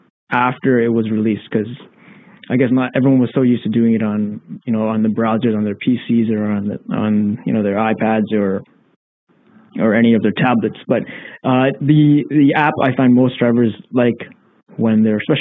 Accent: Canada; being Canadian

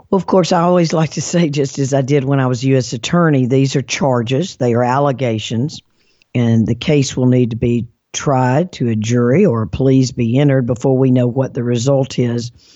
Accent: Mississippi, United States; moved away; also born or lived in Alabama; I'm from Mississippi, and I'm proud of that state

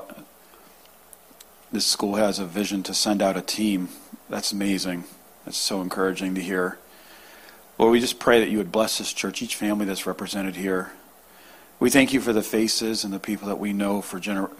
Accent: Newton, Massachusetts, United States; moved away; also born or lived in New England; I'm originally from Newton area. I was born in Newton

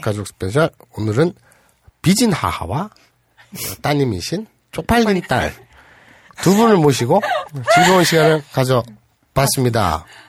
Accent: Gyeongsang / North Gyeongsang, South Korea; 그쪽에서 태어났으니까 저도. 태어났을 때부터

